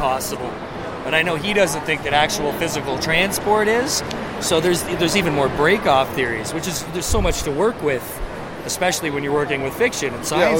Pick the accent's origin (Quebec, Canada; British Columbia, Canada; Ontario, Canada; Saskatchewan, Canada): Ontario, Canada; Toronto; I'm actually from Toronto